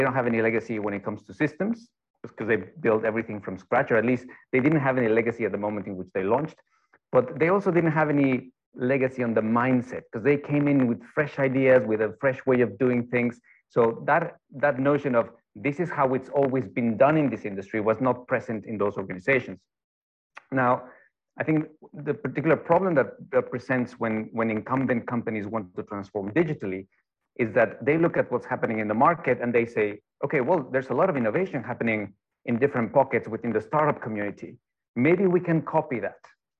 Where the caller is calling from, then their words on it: Denmark; I'm joining in from Denmark. It's about 4 in the afternoon, and it's already almost pitch black.